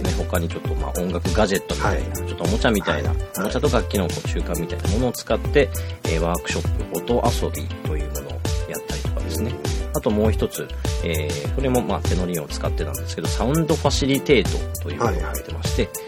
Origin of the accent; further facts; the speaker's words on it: Niigata, Japan; now in Kumamoto, Japan; 出身は新潟です